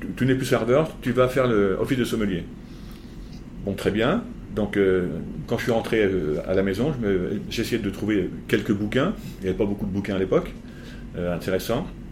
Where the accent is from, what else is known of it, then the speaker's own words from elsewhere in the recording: Beaune, Bourgogne-Franche-Comté, France; je suis né à Beaune et je suis né dans les hospices de Beaune